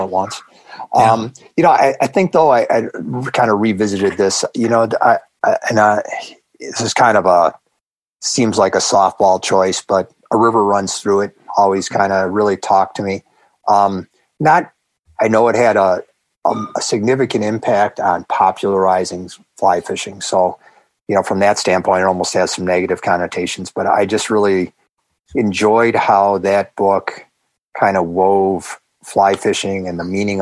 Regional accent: Buffalo, New York, United States; I'm from Buffalo, wings and pizza

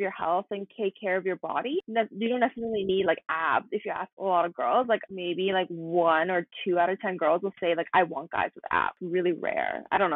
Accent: Canada; I grew up in Canada, like pretty much a whole life. I lived in Canada for 20 years.

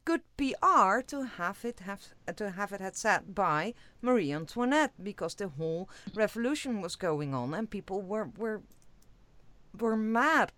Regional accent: Netherlands; I'm from the Netherlands

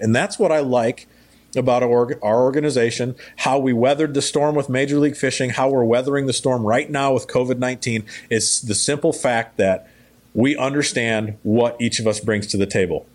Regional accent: United States; I'm an American

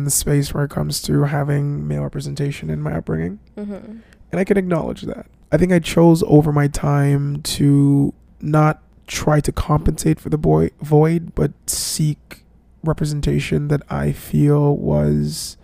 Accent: Jamaica; being a Jamaican

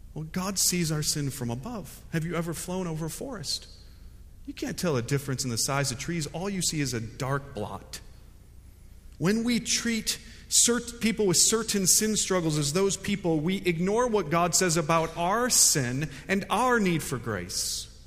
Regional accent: United States; also born or lived in Fuquay-Varina, North Carolina; I'm an American

